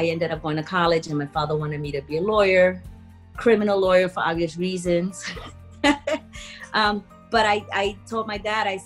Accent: New York City, New York, United States; also born or lived in Puerto Rico; I was born in Puerto Rico. I grew up in the Bronx, in Castle Hill Projects

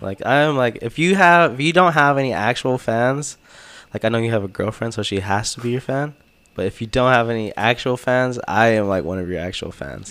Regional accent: Texas, United States; I'm Texan

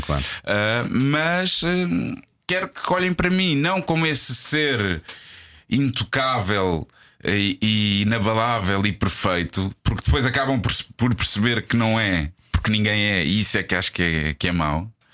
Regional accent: Portugal; nós, enquanto Tugas

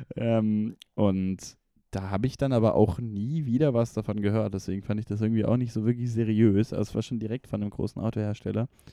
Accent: Konstanz, Baden-Württemberg, Germany; moved away; also born or lived in Ulm; Ich war in meiner Heimat, am See, Konstanz

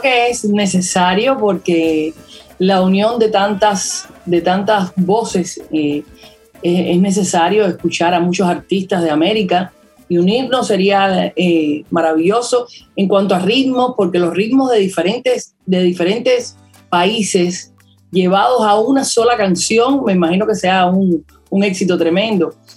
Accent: Cuba; nosotros como cubanos

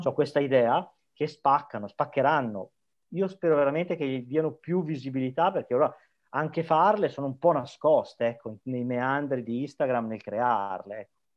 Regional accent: Emilia-Romagna, Italy; accent: Emilian; moved away as an adult; now in Tenerife, Spain; originario, forse l'accento si sente, sono emiliano

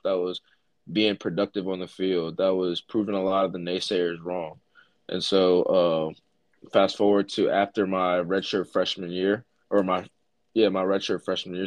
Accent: Middletown, Pennsylvania, United States; the area that we grew up in in Middletown

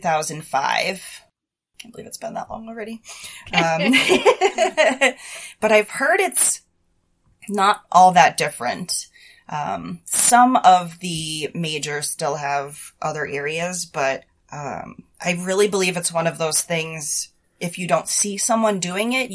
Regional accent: Boston, Massachusetts, United States; moved away as an adult; also born or lived in Milton, Massachusetts; now in New Hampshire, United States; I was born and raised in Boston

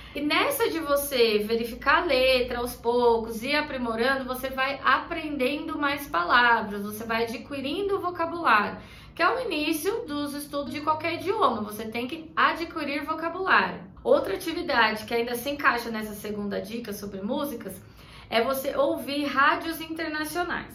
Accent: Brazil; Nós brasileiros

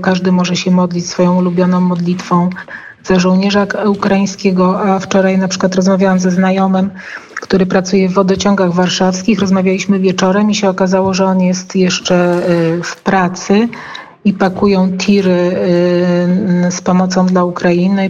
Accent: Poland; jesteśmy z Polski

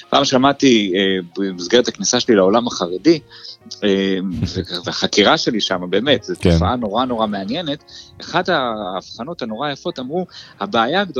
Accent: Jerusalem, Jerusalem District, Israel; כשאני גדלתי בירושלים, אה, החלוקה הייתה פחות או יותר אתה יכול להיות או ארס או פריק.

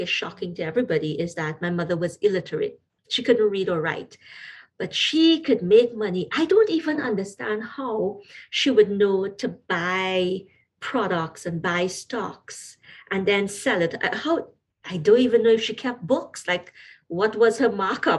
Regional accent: Trinidad & Tobago; moved away as an adult; now in Canada; you may not recognize the accent in my voice, but I'm originally from Trinidad and Tobago

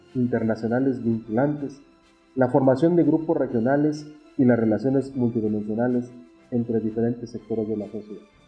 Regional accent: Mexico; Los mexicanos nos mantenemos unidos de muchas maneras

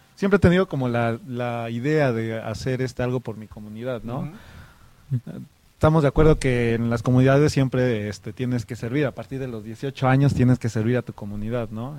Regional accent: San Jacinto Chilateca, Oaxaca, Mexico; soy originario de la comunidad de San Jacinto Chilateca

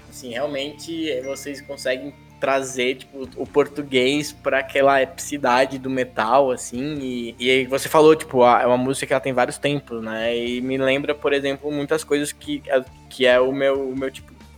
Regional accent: São Paulo, Brazil; Eu, eu, sou de São Paulo, né? Moro aqui hoje

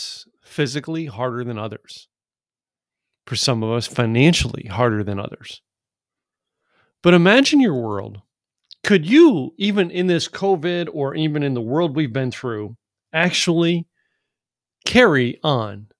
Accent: Scranton, Pennsylvania, United States; I grew up in Scranton, Pennsylvania

